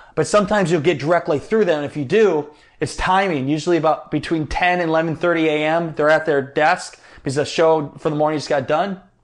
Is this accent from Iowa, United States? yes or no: yes; Iowa, United States; I'm from Iowa, kinda Midwestern connection there